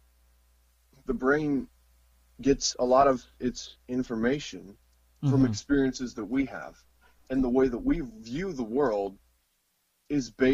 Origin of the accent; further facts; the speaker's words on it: Missouri, United States; I'm from America, Missouri specifically